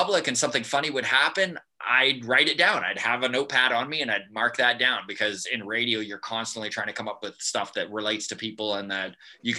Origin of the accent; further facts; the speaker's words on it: Grande Prairie, Alberta, Canada; moved away as an adult; also born or lived in Edmonton / High Level; I grew up in Grand Prairie. It was my hometown.